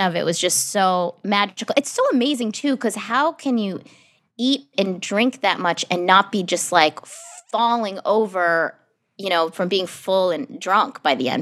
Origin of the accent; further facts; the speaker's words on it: New Hampshire, United States; moved away; I grew up in New Hampshire